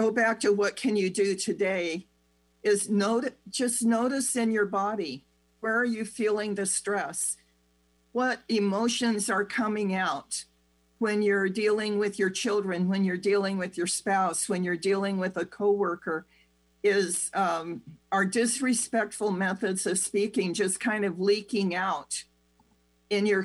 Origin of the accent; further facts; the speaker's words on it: United States; the do-it-yourself culture that we grew up with in America